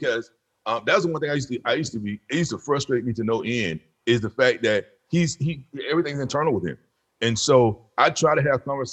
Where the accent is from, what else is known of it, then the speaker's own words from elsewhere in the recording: the South, United States; moved away; I'm from the South. I told you from the South. And so growing up, we had uncles and cousins around.